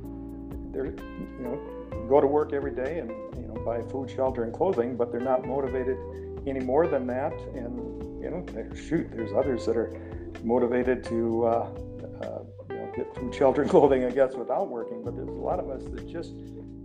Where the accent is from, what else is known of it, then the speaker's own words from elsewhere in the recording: Rapid City, South Dakota, United States; I'm from Rapid City, South Dakota